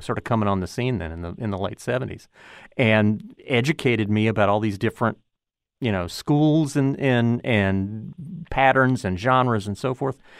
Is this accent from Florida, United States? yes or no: yes; Pensacola, Florida, United States; the Pensacola News Journal, my hometown paper